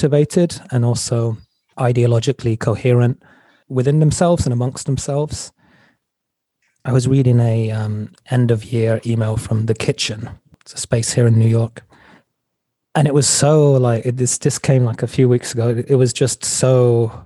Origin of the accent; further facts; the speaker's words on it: England, United Kingdom; now in United States; I grew up in England